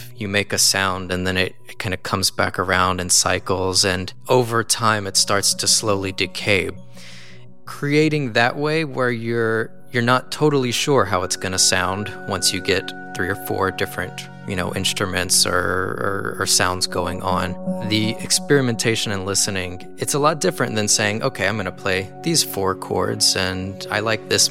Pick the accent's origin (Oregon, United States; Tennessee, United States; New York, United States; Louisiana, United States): Louisiana, United States; Southwest; now in California, United States; I grew up in Southwest Louisiana